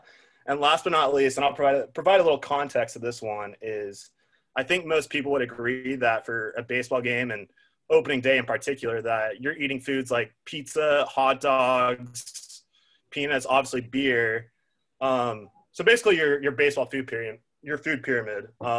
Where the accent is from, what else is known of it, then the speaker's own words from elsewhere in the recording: Dallas, Texas, United States; I'm from Dallas